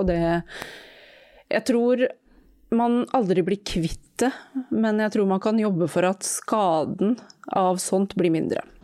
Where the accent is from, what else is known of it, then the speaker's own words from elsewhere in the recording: Norway; Jeg har jo pakistansk bakgrunn, jeg er født og oppvokst i Norge